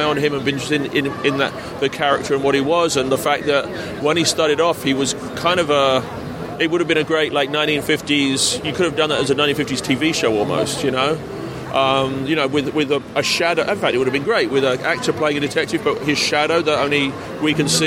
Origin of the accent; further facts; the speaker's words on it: London, United Kingdom; also born or lived in Australia; I'm English and I was born in London, I spent 4 years in Australia when I was a boy